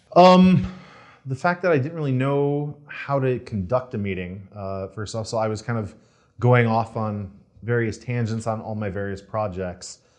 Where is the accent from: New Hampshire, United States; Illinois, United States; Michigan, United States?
Michigan, United States; Detroit; moved away as an adult; also born or lived in Virginia Beach, Virginia; now in Los Angeles, United States; I'm originally from Detroit area